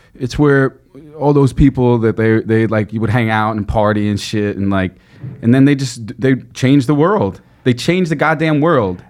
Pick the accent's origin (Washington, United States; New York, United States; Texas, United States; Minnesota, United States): New York, United States; New York City; I grew up in Flushing, Queens.